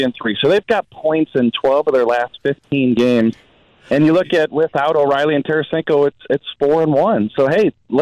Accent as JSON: {"language": "English", "town": "St. Louis", "region": "Missouri", "country": "United States", "tie": "born or raised there", "said": "growing up in St. Louis, went to Lutheran South High School"}